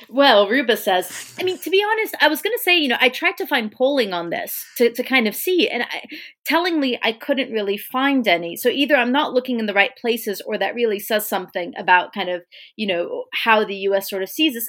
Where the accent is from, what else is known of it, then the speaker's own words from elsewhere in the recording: United States; an American looking